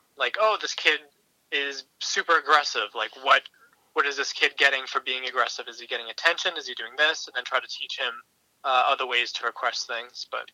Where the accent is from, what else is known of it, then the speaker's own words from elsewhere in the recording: about half hour south of Boston, Massachusetts, United States; I'm from Massachusetts, about half hour south of Boston